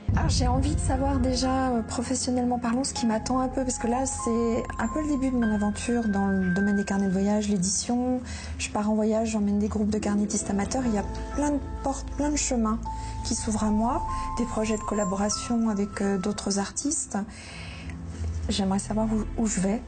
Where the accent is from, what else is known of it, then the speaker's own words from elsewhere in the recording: Lyon, Auvergne-Rhône-Alpes, France; moved away as an adult; also born or lived in Pantin; now in Paris region, France; Nous avons déménagé et j'ai grandi à Lyon. Et donc là, maintenant, je vis en région parisienne depuis une vingtaine d'années